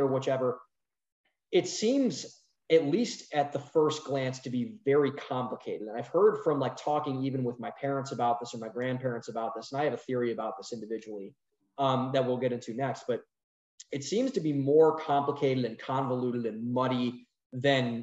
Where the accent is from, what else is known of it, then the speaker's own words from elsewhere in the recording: Cleveland, Ohio, United States; I'm from Northeast Ohio, from Cleveland, you know, steel town